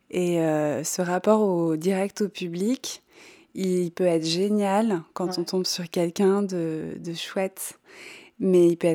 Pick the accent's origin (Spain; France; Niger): France; Bourgogne-Franche-Comté; born there; moi j'ai 45 ans je suis née en Bourgogne